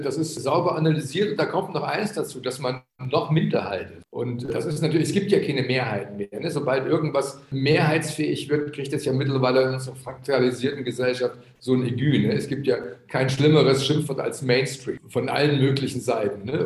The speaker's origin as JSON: {"language": "German", "town": "Chemnitz", "region": "Saxony", "country": "Germany", "tie": "born or raised there", "said": "ich bin ja in Karl-Marx-Stadt aufgewachsen, also die Stadt, die jetzt wieder Chemnitz heißt"}